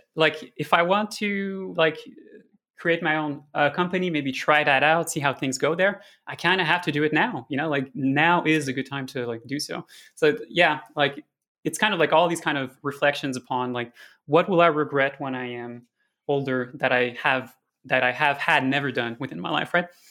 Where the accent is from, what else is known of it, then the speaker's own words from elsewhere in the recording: Montreal, Quebec, Canada; also born or lived in Amsterdam; I came back in two thousand nineteen to Montreal, which is my hometown